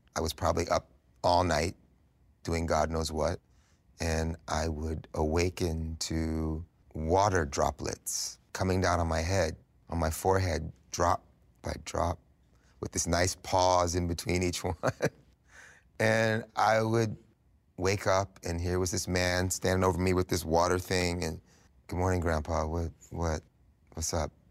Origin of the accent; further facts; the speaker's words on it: New York City, New York, United States; growing up in New York City at this time, this early seventies New York City vibe was really strong